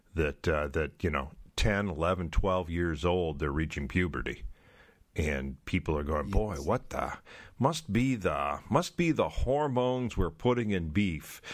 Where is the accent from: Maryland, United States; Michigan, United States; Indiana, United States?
Michigan, United States; I'm a Michigander. I grew up uh, I grew up in the Great Lakes state